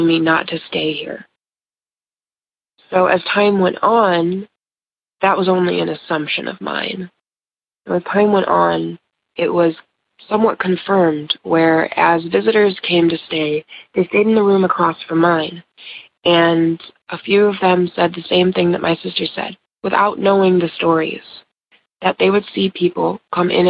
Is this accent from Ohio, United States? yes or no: yes; Ohio, United States; I'm from Ohio